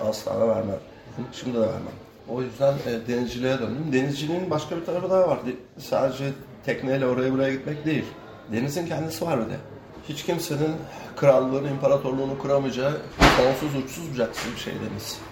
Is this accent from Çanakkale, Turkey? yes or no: yes; Kilitbahir, Çanakkale, Turkey; now in Çanakkale, Turkey; Aslında Kilitbeyirliyim ben. Yakın. Kilitköy ile Çanakkale ile entegre bir köy zaten.